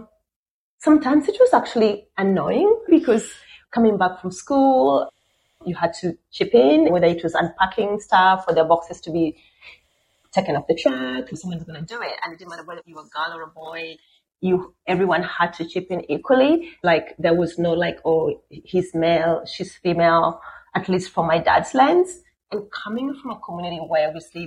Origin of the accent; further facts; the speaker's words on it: Siaya, Siaya County, Kenya; also born or lived in Nairobi, Kenya; now in Australia; I'm originally from Kenya, from a small town called Siaya in the west part of Kenya. So I grew up in a bit of Siaya, a bit in Nairobi, which is a capital